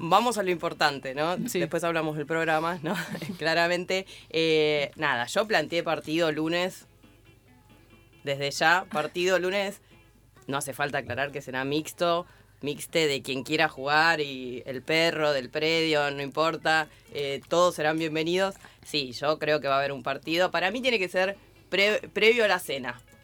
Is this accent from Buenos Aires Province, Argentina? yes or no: yes; La Matanza, Buenos Aires Province, Argentina; Yo de chica vivía en Lafe, en la Ferrer